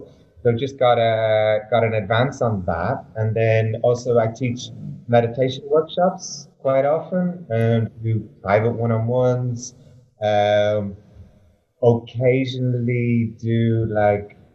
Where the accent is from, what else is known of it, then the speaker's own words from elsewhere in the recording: Ireland; moved away as an adult; now in Berlin, Germany; I grew up in a little village in Ireland, tiny little village, 1,000 people, 3 pubs.